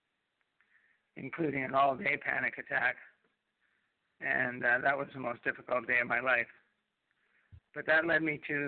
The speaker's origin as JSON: {"language": "English", "country": "Canada", "also_born_or_lived": "Manitoulin Island, Ontario", "said": "I'm a Canadian"}